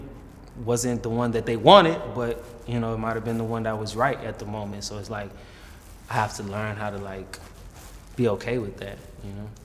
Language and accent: English; Atlanta, Georgia, United States; Growing up in Atlanta, I was always around black people